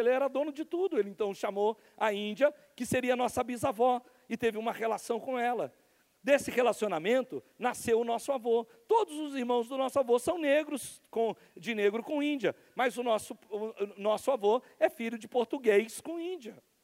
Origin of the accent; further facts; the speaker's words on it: interior of Rio de Janeiro, Brazil; nós somos do interior do Rio de Janeiro, se você conhece o, o interiorzão do Rio de Janeiro